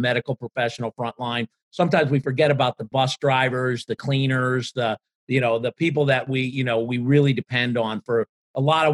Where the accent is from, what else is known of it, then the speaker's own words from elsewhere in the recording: Ireland; as an Irishman